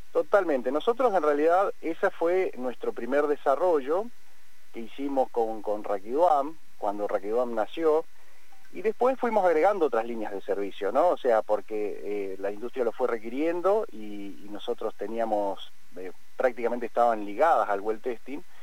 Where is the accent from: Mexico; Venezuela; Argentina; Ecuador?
Argentina; Cipolletti / Vista Alegre, Patagonia; nosotros nacimos, estudiamos, crecimos, eh, estudiamos en la Universidad del Comahue